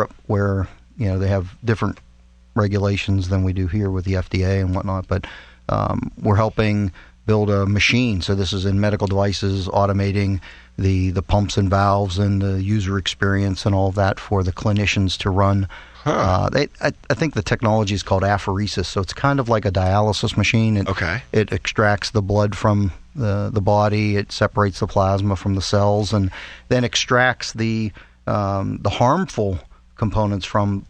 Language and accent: English; Pittsburgh, Pennsylvania, United States; Well, I was born in Pittsburgh.